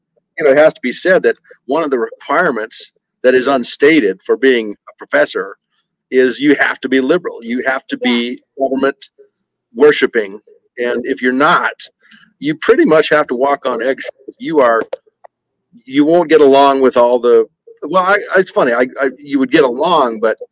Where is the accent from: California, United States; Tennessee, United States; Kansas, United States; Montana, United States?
Montana, United States; moved away; also born or lived in Long Island, New York; I'm from Montana